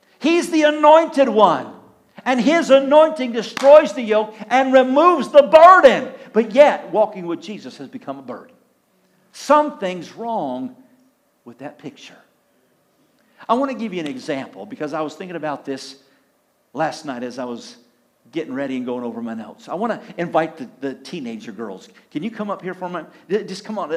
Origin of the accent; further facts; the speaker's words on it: Clio, Michigan, United States; I grew up in Clio